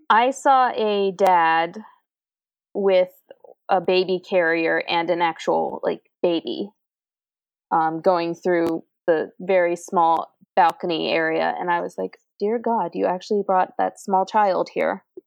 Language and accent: English; Virginia, United States; I'm from Virginia, and I'm like 45 minutes away from well, 45 to an hour away from DC